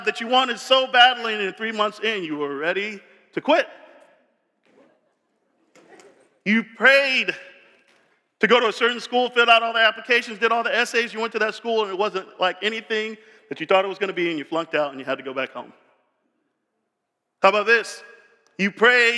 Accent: Tampa, Florida, United States; I grew up in Tampa.

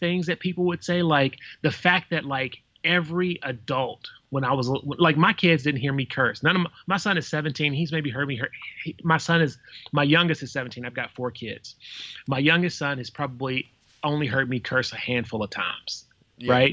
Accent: the South, United States; I'm from the South

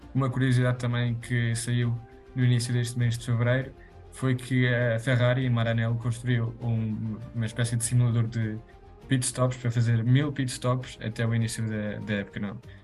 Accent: Spain; eu sou espanhol

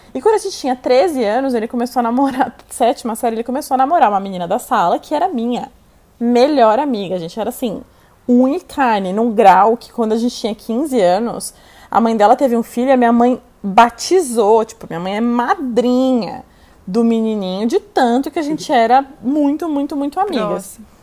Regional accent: São Paulo, Brazil; also born or lived in Itu; Eu nasci aqui em São Paulo e quando eu tinha 12 anos eu fui morar em Itu com os meus pais

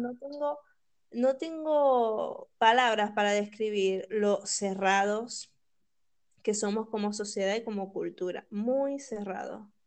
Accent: Venezuela; moved away as an adult; also born or lived in Buenos Aires; nosotros como venezolanos, que nos ha tocado eh, salir de nuestro país

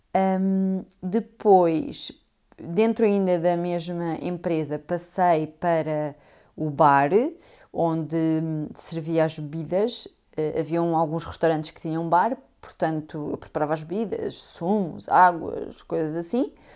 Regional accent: Portugal; moved away as an adult; also born or lived in London, United Kingdom

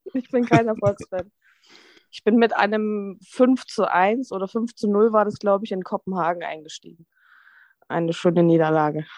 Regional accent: Dresden, Saxony, Germany; now in Hamburg, Germany; Ich bin gebürtig aus Dresden

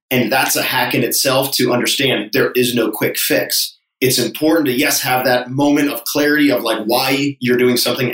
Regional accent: Connecticut, United States; moved away as an adult; also born or lived in Hawaii; now in Charleston, United States; growing up in Connecticut

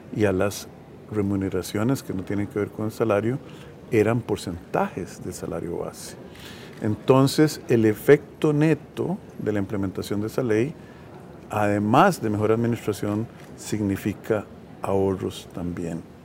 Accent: Costa Rica; como costarricenses

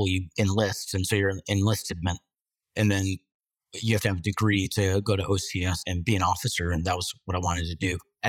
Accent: Michigan, United States; moved away as an adult; also born or lived in Australia; now in Wilmington, United States; I'm 9 years older than you. So like, I mean, Uncle Joe status. But no, like, so I grew up in Michigan, middle class, divorced parents

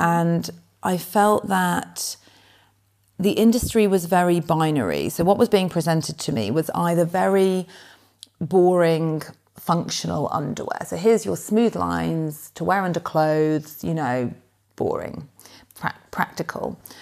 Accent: Nottingham, East Midlands, United Kingdom; moved away as an adult; also born or lived in Oxford; now in London, United Kingdom; I grew up in Nottingham, not in London

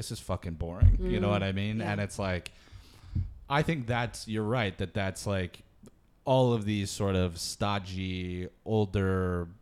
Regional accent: Michigan, United States; I grew up with that in Michigan

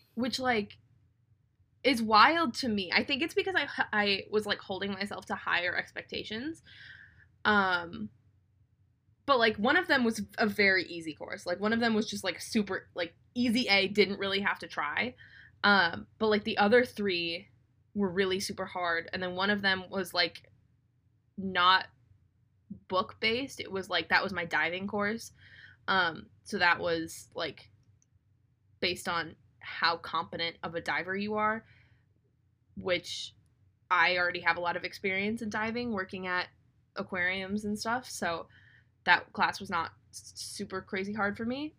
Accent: Minnesota, United States; my hometown team, the Minnesota Wild

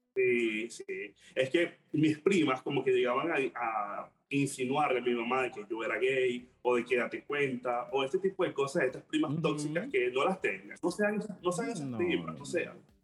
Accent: Maracay, Aragua, Venezuela; moved away as an adult; now in Panama; Yo soy de Maracay, la mejor ciudad del mundo.

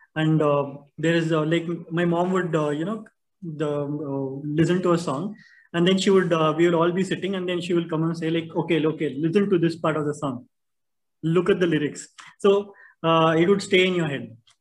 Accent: Bangalore, Karnataka, India; growing up in Bangalore

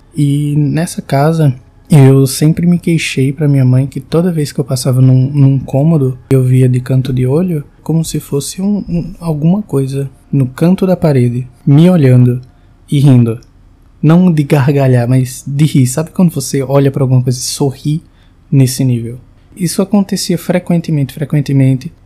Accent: João Pessoa, Paraíba, Brazil; eu sou de João Pessoa, tenho 22 anos

